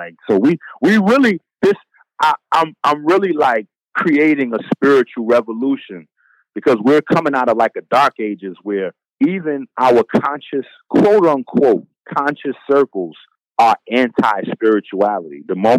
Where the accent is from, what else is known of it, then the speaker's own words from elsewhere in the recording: Bronx, New York, United States; I'm from the Bronx. It's been dope fiends and crackheads. That was dope fiends and crackheads in my neighborhood for 20, 30 years.